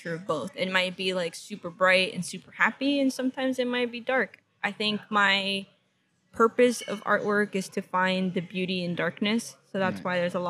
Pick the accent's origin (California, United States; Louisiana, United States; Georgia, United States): California, United States; Los Angeles; first language English; I was born in Kaiser Permanente, Venice Boulevard and Cadillac. And the reason I'm saying it like that, because I'm a full-blown, like, L.A. girl